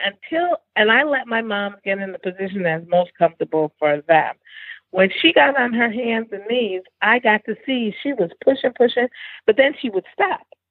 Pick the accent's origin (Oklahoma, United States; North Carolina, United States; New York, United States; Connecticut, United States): Connecticut, United States; New Haven; now in Houston, United States; growing up in New Haven, I grew up in an African American community